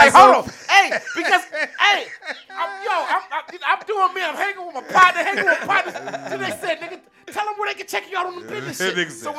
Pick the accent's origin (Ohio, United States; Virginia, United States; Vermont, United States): Ohio, United States; Akron; We're from Akron, Ohio.